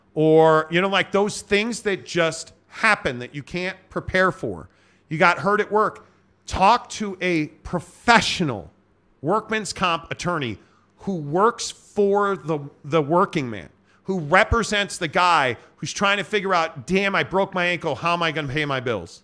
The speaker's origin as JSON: {"language": "English", "town": "Chicago", "region": "Illinois", "country": "United States", "tie": "born or raised there", "said": "my hometown of Chicago"}